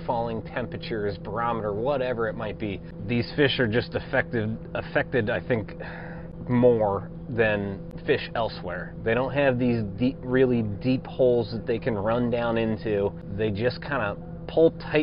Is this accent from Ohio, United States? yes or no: yes; Indian Lake, Ohio, United States; I grew up on Indian Lake